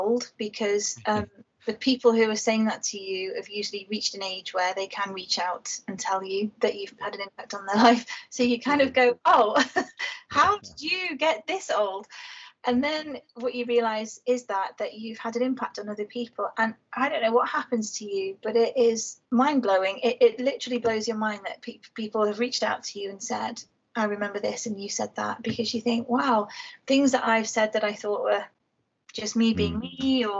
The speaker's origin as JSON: {"language": "English", "town": "Liverpool", "region": "North West England", "country": "United Kingdom", "tie": "born or raised there", "said": "I was born and raised in Toxteth in Liverpool"}